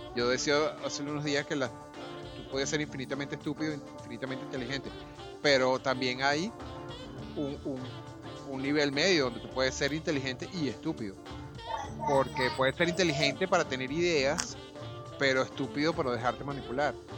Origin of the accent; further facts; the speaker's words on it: Venezuela; now in Panama; yo para hacerme panameño tengo que renunciar a la nacionalidad venezolana